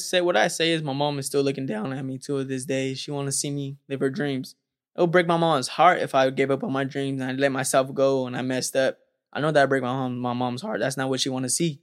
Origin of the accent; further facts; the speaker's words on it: Stockton, California, United States; growing up in Stockton, California